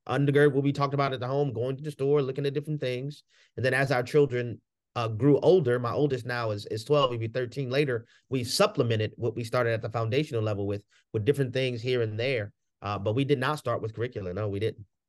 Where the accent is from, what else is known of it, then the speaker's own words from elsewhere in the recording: New Orleans, Louisiana, United States; I grew up in the hood, you know, growing up in New Orleans in the hood